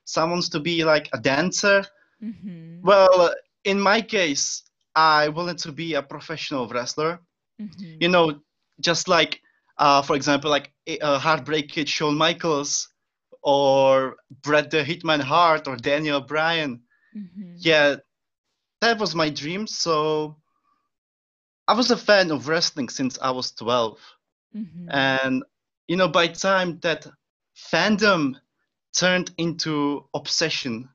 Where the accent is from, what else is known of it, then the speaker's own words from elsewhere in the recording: Czechia; first language Czech; English is a second language; moved away as an adult; now in Scotland, United Kingdom; my first language is Czech.